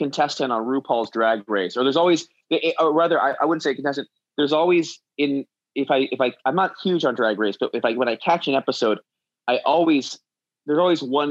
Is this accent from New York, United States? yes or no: yes; New York City, New York, United States; I grew up in Manhattan